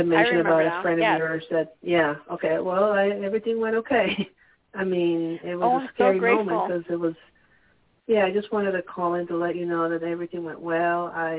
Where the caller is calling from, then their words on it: Pennsylvania, United States; from Pennsylvania.